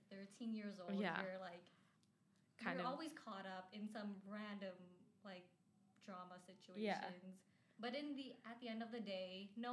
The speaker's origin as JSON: {"language": "English", "town": "Calgary", "region": "Alberta", "country": "Canada", "tie": "born or raised there", "said": "I was born in Calgary."}